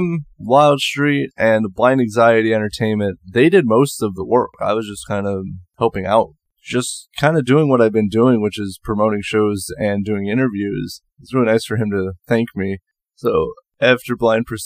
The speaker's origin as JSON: {"language": "English", "region": "Indiana", "country": "United States", "said": "my home state of Indiana"}